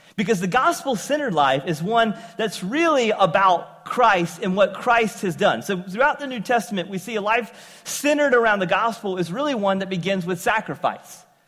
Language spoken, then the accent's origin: English; eastern North Carolina, United States; accent: southern; moved away as an adult; also born or lived in upstate New York; eastern North Carolina all my life, having uh, a southern accent, I ended up after high school moving uh, to uh, upstate New York